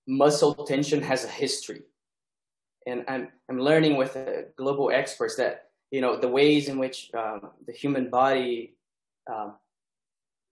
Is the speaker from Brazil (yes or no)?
yes; Brazil; moved away; early 90s in Brazil, a time when the insights and the struggles of liberation theology were already kind of consolidated, at least in my education. So I grew up singing the songs of liberation theology